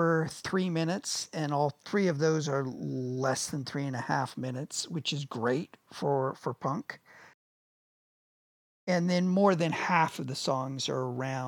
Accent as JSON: {"language": "English", "country": "United States", "said": "we are Americans, you"}